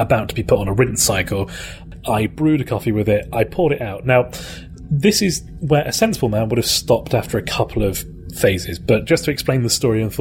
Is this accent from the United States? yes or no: no; United Kingdom; accent: British; I am actually British